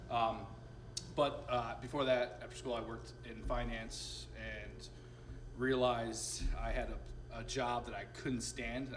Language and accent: English; Sarasota, Florida, United States; also born or lived in Binghamton, New York; my parents retired in, in, Sarasota, and that's where I uh, was really raised